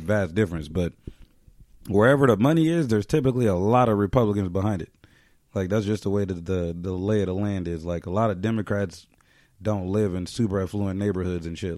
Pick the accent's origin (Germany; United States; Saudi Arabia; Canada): United States; just being American.